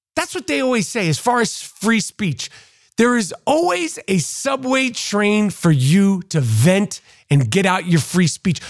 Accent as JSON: {"language": "English", "town": "New York City", "region": "New York", "country": "United States", "tie": "born or raised there", "said": "Growing up in New York City, seventies, eighties, and nineties"}